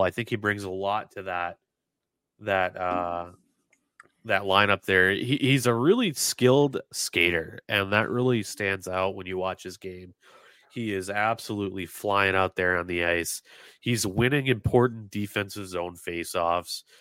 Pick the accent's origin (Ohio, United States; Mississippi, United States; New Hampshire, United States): New Hampshire, United States; Dover; I grew up in Dover, New Hampshire, which is right next to Durham.